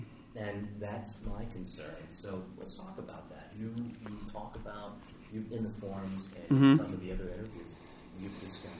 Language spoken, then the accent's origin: English; Hagerstown, Maryland, United States; I grew up in Hagerstown.